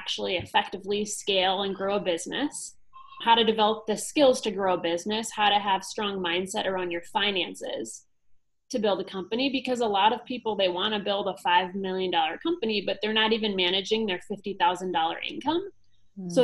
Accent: United States; growing up in the States

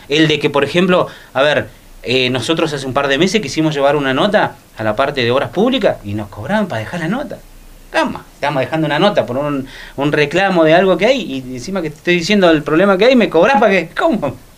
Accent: Río Gallegos, Santa Cruz, Argentina; del Belgrano, de donde soy yo

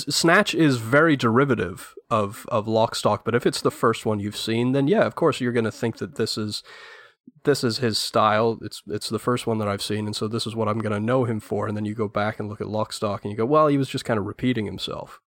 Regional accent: England, United Kingdom; as an Englishman

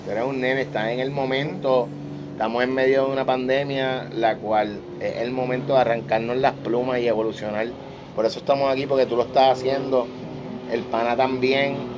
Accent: Puerto Rico; yo soy ciudadano de Boricua, ¿verdad? Soy puertorriqueño

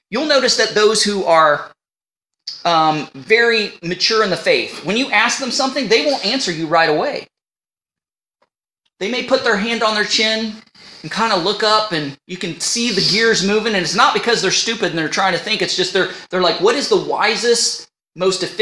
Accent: United States; accent: northern; now in Canada; Now, people, you know, I'm from the United States and people say I have a northern accent, but when I go home or talk to somebody on the phone, they can hear my Canadian accent.

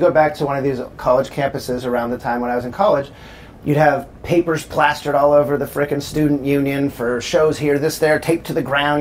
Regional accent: Southern California, United States; moved away as an adult; also born or lived in Chicago, Illinois; I grew up in Southern California

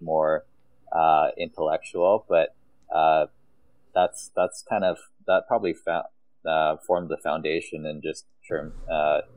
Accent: Calgary, Alberta, Canada; I grew up in the community of Castle Ridge, which is located in Northeast Calgary

